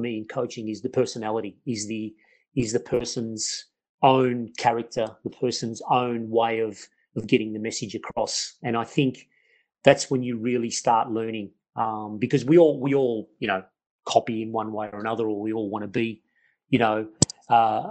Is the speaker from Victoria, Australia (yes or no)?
yes; Melbourne, Victoria, Australia; I grew up in Melbourne, Australia, and from a migrant family, where obviously an Italian background family